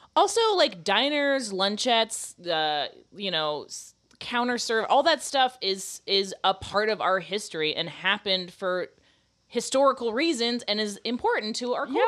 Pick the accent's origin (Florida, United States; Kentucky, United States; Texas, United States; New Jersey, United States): Florida, United States; moved away; I'm from Florida and I'm old.